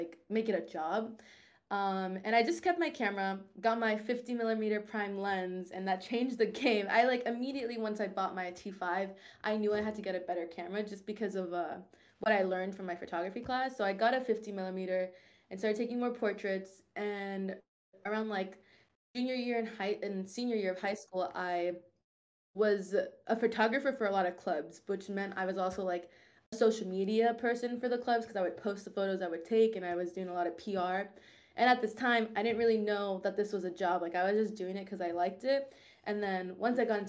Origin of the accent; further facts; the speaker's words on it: Orlando, Florida, United States; I'm from Orlando, senior in college